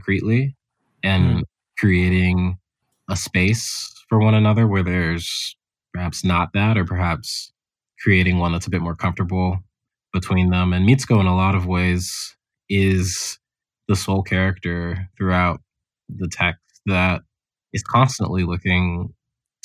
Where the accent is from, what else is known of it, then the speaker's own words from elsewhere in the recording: Houston, Texas, United States; moved away; growing up in Houston